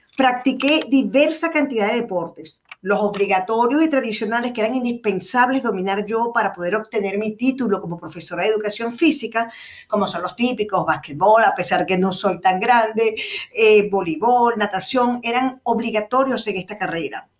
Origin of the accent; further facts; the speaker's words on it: Venezuela; moved away; also born or lived in Chile / Rome, Italy; mi país de origen, que es Venezuela